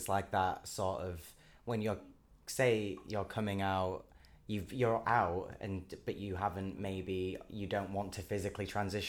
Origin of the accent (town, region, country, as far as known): Leeds, Yorkshire and the Humber, United Kingdom; born or raised there; moved away; also born or lived in Brighton